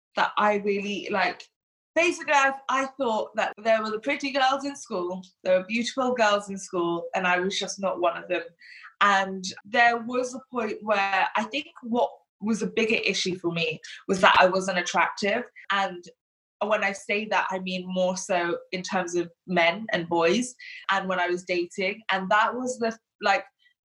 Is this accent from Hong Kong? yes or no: yes; Hong Kong; born or raised there; now in England, United Kingdom